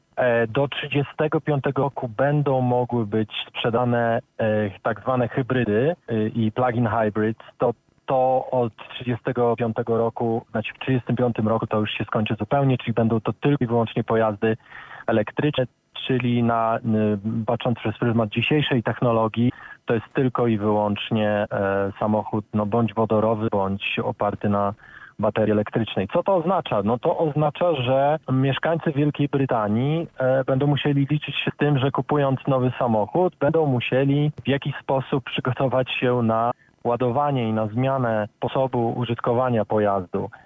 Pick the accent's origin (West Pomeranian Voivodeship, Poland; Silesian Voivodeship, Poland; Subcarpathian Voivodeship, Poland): West Pomeranian Voivodeship, Poland; Szczecin; moved away as an adult; now in United Kingdom; Prawie 15 lat temu wyjechałem z Polski, ale pochodzę ze Szczecina